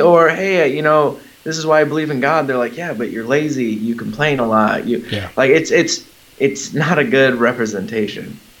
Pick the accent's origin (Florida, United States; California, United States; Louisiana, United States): California, United States; Southern; moved away as an adult; We were in Southern California, where mm-hmm. I've lived pretty much most of my whole life